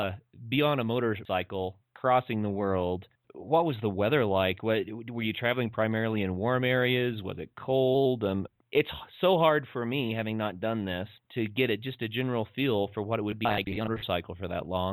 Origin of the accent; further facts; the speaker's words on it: United States; we're from America